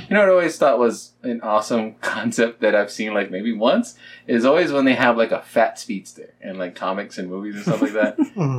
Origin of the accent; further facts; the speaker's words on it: Kenya; You thought, because I'm Kenyan, that I would just be the runner guy.